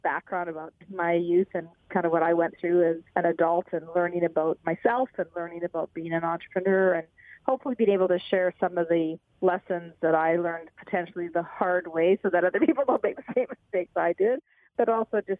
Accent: Alberta, Canada; I'm from Alberta

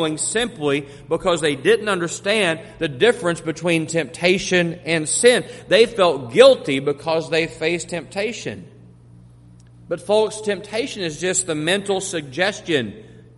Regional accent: Monahans, Texas, United States; also born or lived in Jackson County, Texas; now in Corsicana, United States; I grew up in the oil fields of West Texas. We didn't know anything about hurricanes in Monahans, Texas

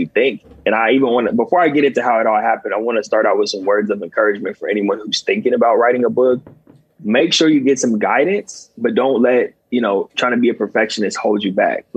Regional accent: Southern California, United States; also born or lived in Long Island, New York; came back home to Southern California where I'm from

